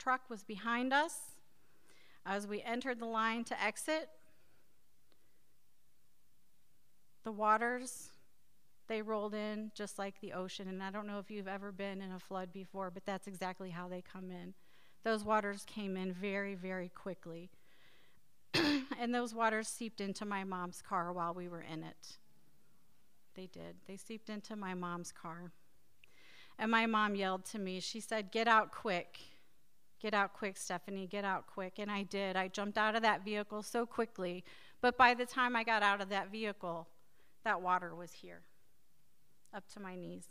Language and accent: English; Times Beach, Missouri, United States; growing up near the Merrimack River